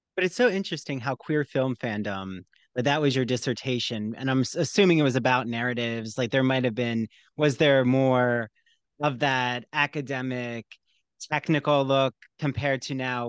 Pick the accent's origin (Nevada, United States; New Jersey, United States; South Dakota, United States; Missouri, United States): New Jersey, United States; I'm from New Jersey